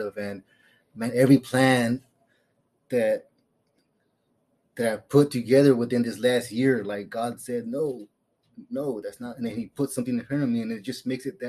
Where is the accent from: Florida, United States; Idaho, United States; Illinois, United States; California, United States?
California, United States; moved away as an adult; now in Phoenix, United States; I'm from California. I'm used to the palm trees and the cool weather.